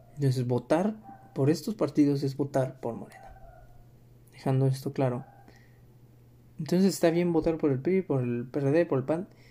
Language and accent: Spanish; Mexico; para nosotros como mexicanos